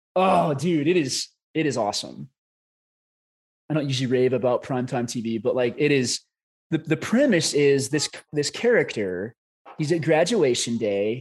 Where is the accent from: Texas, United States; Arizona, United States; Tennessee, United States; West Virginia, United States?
Arizona, United States; Scottsdale; we're both from Arizona up in Scottsdale.